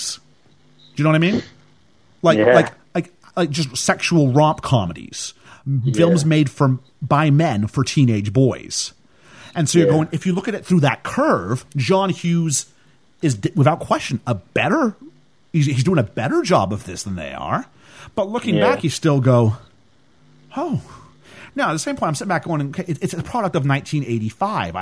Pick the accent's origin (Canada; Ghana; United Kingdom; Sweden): Canada; I come from Canada